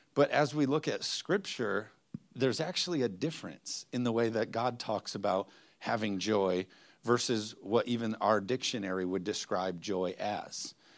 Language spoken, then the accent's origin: English; United States; us as, as American Christians